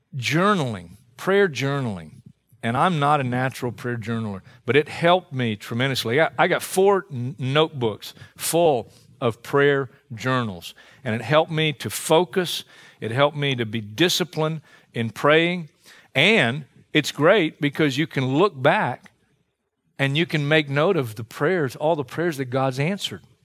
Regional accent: Hartsville, South Carolina, United States; my hometown of Hartsville, South Carolina

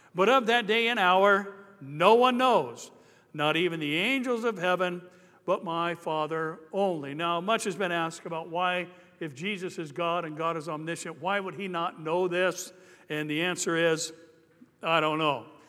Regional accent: Anaheim, California, United States; I grew up in Anaheim First Church of the Nazarene

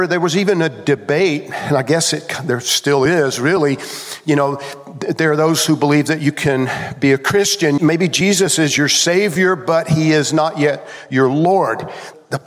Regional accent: Georgia, United States; When I was growing up in Georgia as a kid

